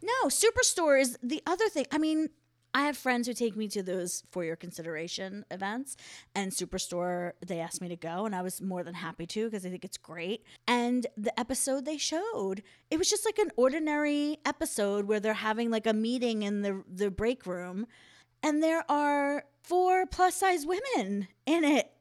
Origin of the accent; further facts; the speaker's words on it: Philadelphia, Pennsylvania, United States; I'm from Philly